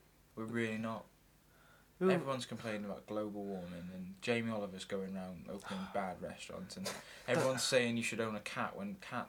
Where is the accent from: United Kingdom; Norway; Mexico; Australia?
United Kingdom; we are Britain